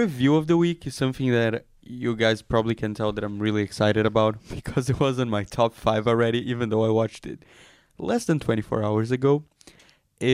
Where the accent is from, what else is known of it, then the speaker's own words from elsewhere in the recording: Brazil; now in Israel; I'm from like a big city in Brazil.